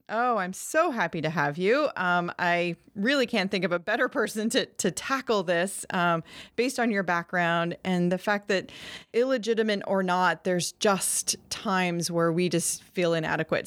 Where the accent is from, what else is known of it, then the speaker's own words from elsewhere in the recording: Maine, United States; Maine, my home state